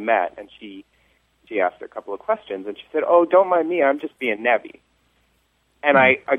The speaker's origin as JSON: {"language": "English", "region": "New York", "country": "United States", "also_born_or_lived": "Chicago, United States", "moved": "yes", "lives_now": "Pittsburgh, United States", "said": "So I'm from New York originally, and we say, like, use a lot."}